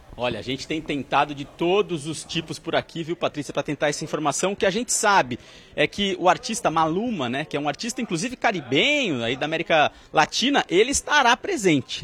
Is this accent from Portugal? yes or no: no; Brazil; Nós somos brasileiros